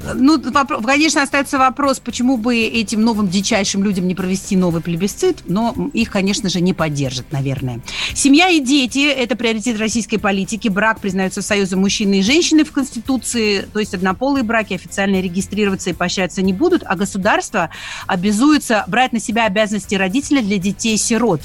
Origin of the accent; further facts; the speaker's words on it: Makiivka, Donetsk Oblast, Ukraine; moved away; also born or lived in Khanzhonkovo; как человек, который вырос в Донбассе, э, я родом из Макеевки